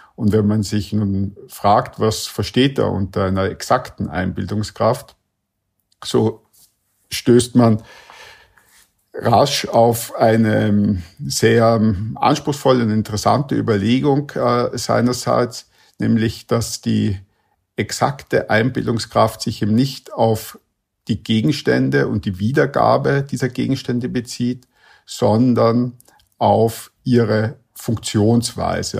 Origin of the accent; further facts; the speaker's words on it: Vienna, Austria; ich komme ja aus Wien